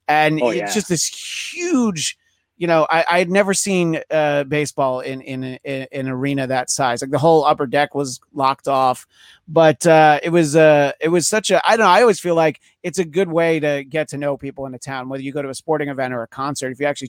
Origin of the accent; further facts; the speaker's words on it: New York, United States; As I referenced, I'm from New York.